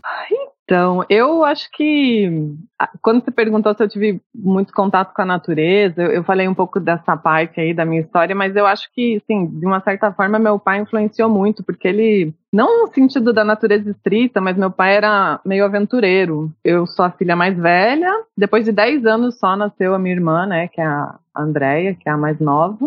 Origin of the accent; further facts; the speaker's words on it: São José dos Pinhais, Paraná, Brazil; Eu sou de São José dos Pinhais